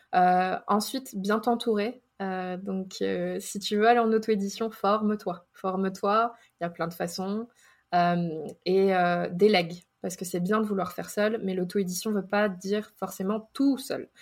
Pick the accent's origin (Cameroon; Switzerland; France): France; moved away as an adult; now in United States; En tant que Français ou Européen